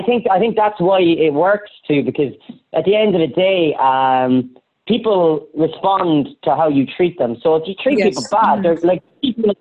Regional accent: Ireland; as an Irish person

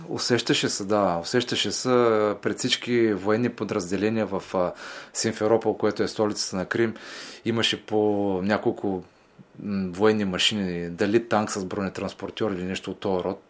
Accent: Varna, Varna Province, Bulgaria; във Варна, в моя роден град

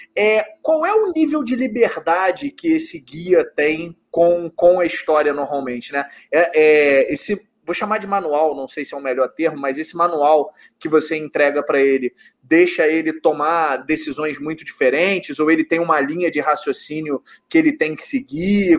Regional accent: Rio de Janeiro, Brazil; aqui no, no Rio de Janeiro, pelo menos de onde eu sou, é, não tem muito essa cultura do board game

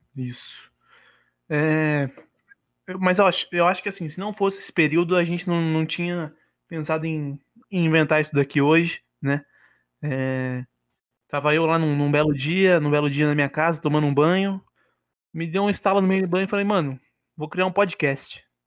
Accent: Bragança Paulista, São Paulo, Brazil; sou nascido e criado aqui em Bragança

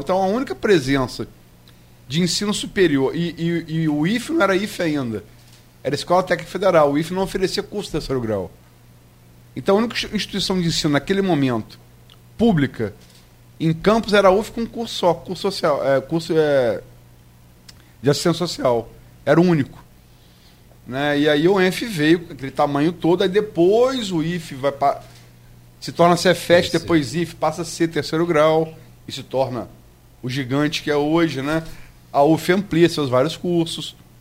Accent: Niterói, Rio de Janeiro, Brazil; Eu sou niteroiense.

